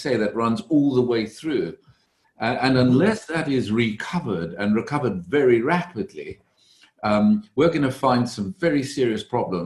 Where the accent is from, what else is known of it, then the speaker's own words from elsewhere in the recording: South Africa; moved away as an adult; also born or lived in Cambridge, England; now in London, United Kingdom; I was born in South Africa, came to study in England, Cambridge University